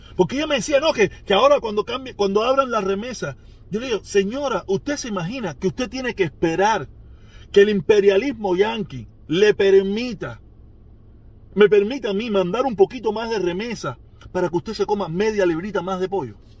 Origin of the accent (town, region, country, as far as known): Cuba